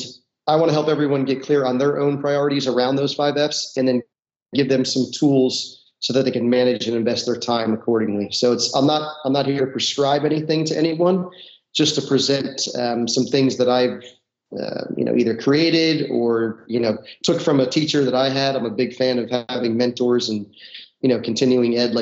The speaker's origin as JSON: {"language": "English", "region": "North New Jersey", "country": "United States", "tie": "born or raised there", "said": "I grew up in North New Jersey, about a half hour outside of Manhattan."}